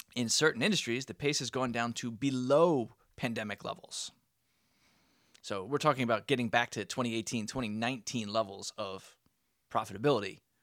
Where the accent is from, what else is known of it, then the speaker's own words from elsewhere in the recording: United States; we as the American, uh, population